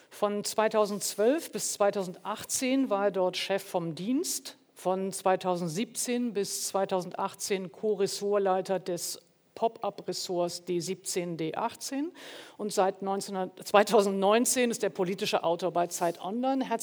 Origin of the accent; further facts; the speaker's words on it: Wuppertal, North Rhine-Westphalia, Germany; also born or lived in Mülheim an der Ruhr / Hamburg; ich bin 1967 in Mülheim an der Ruhr geboren und in Wuppertal und Hamburg aufgewachsen.